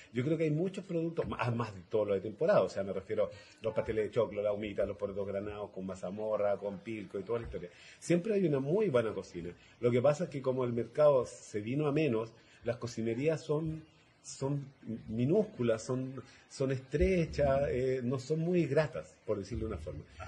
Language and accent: Spanish; Santiago, Santiago Metropolitan Region, Chile; moved away as an adult; now in Maule Region, Chile; yo soy santiaguino de nacimiento, aunque ustedes no lo crean, pero llegué hace, trein... llegué hace 34 años al Maule